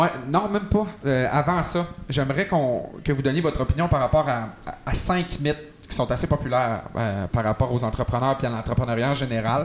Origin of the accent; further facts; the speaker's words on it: Quebec, Canada; moved away; dans mon patelin, donc au saint lac saint jean